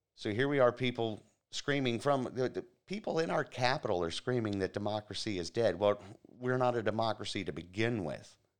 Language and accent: English; Florida, United States; my home state here in Florida, the free state of Florida